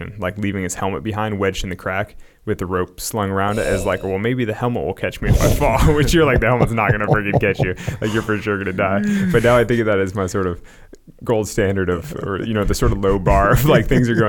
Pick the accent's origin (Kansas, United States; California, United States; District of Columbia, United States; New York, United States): California, United States; Sacramento; a suburban kid growing up in Sacramento